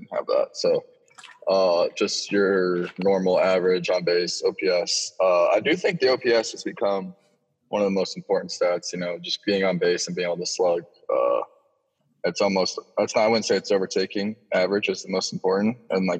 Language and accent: English; Florida, United States; growing up in Florida.